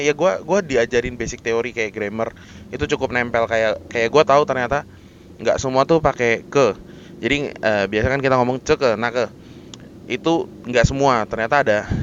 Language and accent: Indonesian; Jakarta, Indonesia; dari T K, S D, S M P, S M A, kuliah, eh, sampai kerjaan awal-awal gue, itu kan gue tinggal dan kerja itu di daerah Jakarta Barat